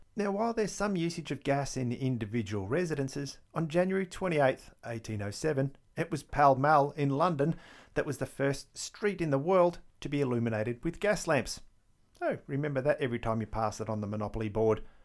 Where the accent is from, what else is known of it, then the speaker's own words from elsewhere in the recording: Victoria, Australia; my accent gives away the fact that I am actually from Australia, from the state of Victoria, no less